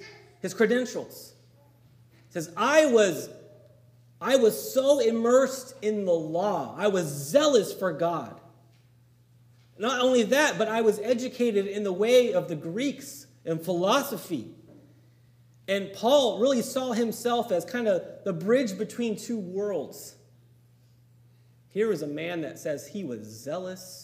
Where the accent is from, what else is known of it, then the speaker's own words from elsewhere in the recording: San Diego, California, United States; growing up in San Diego, in my elementary school, went to a very small elementary school